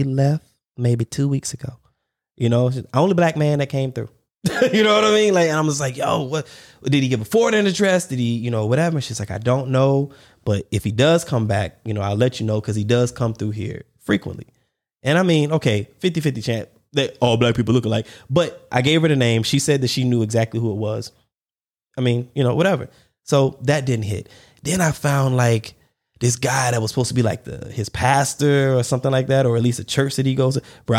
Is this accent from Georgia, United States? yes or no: no; North Charleston, South Carolina, United States; born there; I mean, I was born in Charleston, but that was where the Navy base was, the battery or, you know, whatever. But yeah, the Navy base in North Charleston.